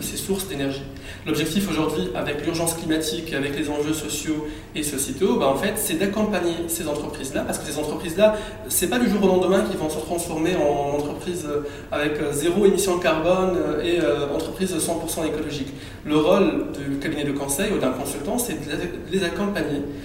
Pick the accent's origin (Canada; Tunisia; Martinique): Tunisia; also born or lived in Île-de-France; now in France; Sachant que je suis tunisien, j'avais pas la nationalité française